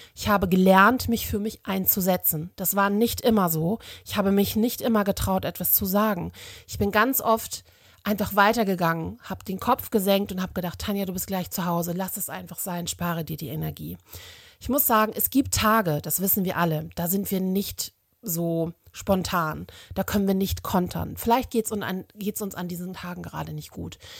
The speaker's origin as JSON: {"language": "German", "country": "Germany", "said": "bei uns in Deutschland"}